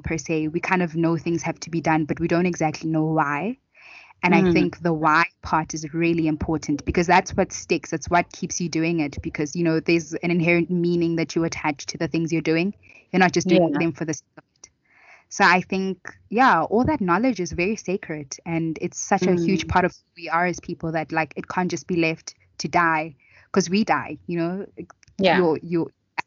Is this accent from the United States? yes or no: no; Soweto, Gauteng, South Africa; I grew up in Soweto